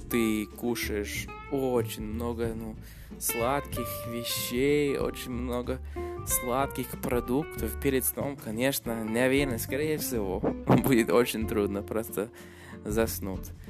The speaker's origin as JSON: {"language": "Russian", "country": "Canada", "first_language": "English", "second_language": "Russian", "said": "английский это мой родной язык, но я из Канады"}